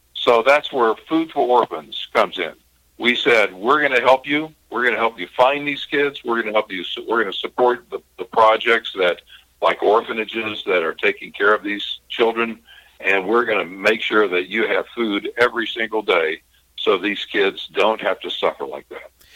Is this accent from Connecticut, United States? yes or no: no; Kentucky, United States; I'm from Kentucky.